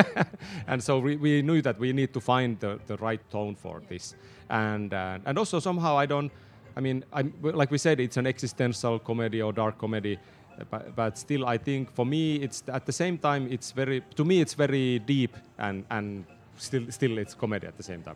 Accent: Tornio, Lapland, Finland; I was born in Tornio. It's a small town in the south of Lapland

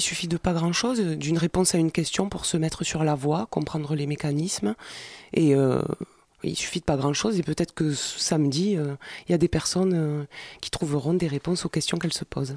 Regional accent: Montreuil, Île-de-France, France; on est de Montreuil

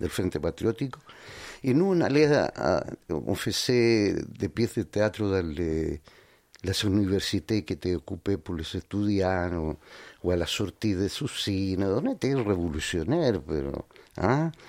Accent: Santiago, Santiago Metropolitan, Chile; born there; Oui, mais j'appartiens à des Andiens qui sont un peu plus au sud de Santiago, tu vois, à 250 km au sud de la capitale.

